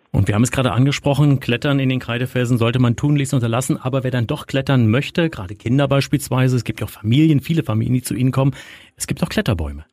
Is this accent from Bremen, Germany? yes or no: no; Mecklenburg-Vorpommern, Germany; hier bei uns in Mecklenburg-Vorpommern auf Rügen